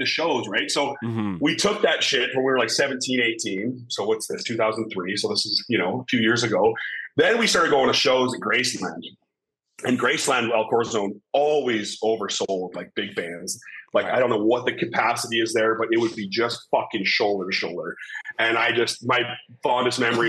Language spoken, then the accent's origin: English; Vernon, British Columbia, Canada; when I was growing up in Vernon